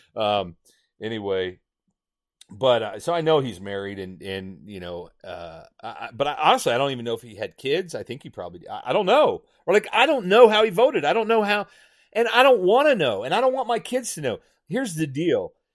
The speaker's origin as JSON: {"language": "English", "region": "Indiana", "country": "United States", "tie": "born or raised there", "moved": "yes", "said": "I grew up in Indiana"}